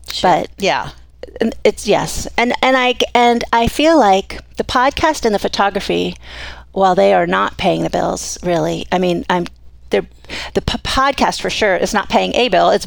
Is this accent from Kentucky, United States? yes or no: no; Miami, Florida, United States; moved away as an adult; now in Coeur d'Alene, United States; came from Miami. Um, yeah, I lived in Florida until I was 23